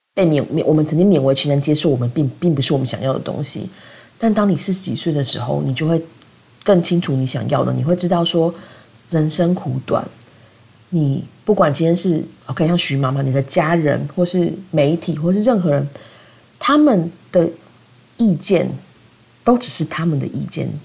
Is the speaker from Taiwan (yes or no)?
yes; southern Taiwan, Taiwan; 我妈是南部人，我们是南部人